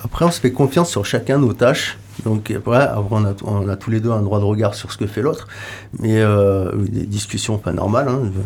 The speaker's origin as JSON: {"language": "French", "town": "Lyon", "region": "Auvergne-Rhône-Alpes", "country": "France", "moved": "yes", "said": "moi de Lyon"}